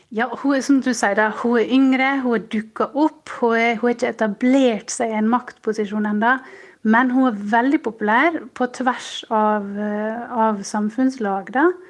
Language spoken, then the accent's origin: Norwegian; Sjøholt, Møre og Romsdal, Norway; now in Munich, Germany; Jeg kommer fra Sjøholt på Sunnmøre